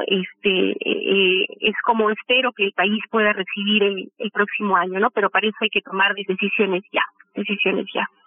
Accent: Peru

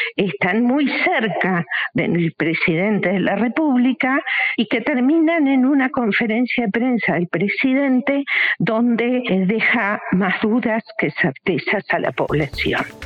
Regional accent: Uruguay; como uruguayos

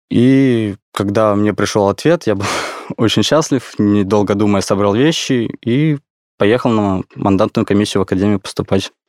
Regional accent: Khabarovsk, Khabarovsk Krai, Russia; now in Moscow, Russia; Да, я из Хабаровского края, родился в городе Хабаровск, там прожил всю свою жизнь.

